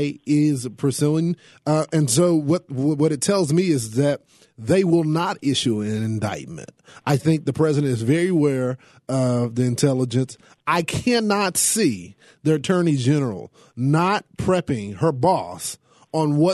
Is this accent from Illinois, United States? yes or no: no; the South, Texas, United States; I'm from the South, okay? We don't play that here in Texas.